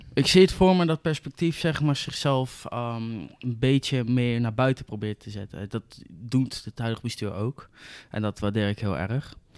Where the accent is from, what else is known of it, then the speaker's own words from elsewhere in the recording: Zoetermeer, South Holland, Netherlands; ik kom uit Zoetermeer